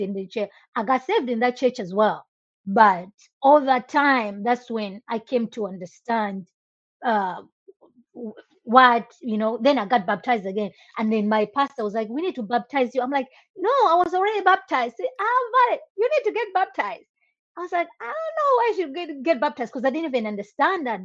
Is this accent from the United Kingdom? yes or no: no; Malawi; moved away as an adult; now in United States; I was born and raised in Malawi. I moved to the US in 2006.